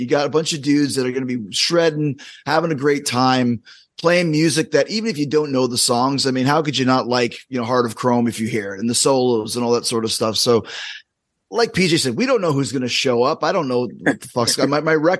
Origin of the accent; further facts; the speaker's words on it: Winnipeg, Manitoba, Canada; Fitz, who I grew up with in Winnipeg